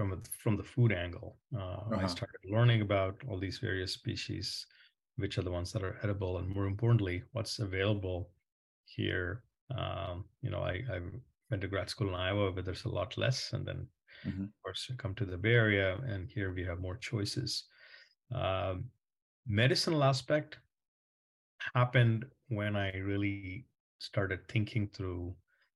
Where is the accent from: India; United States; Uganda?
India; moved away as an adult; I grew up in India and came here to do my master's when I was 22.